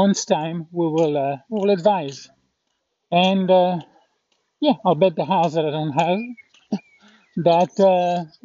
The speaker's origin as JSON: {"language": "English", "country": "France", "also_born_or_lived": "Kerrville, Texas, United States", "moved": "as an adult", "said": "I had to go back to France"}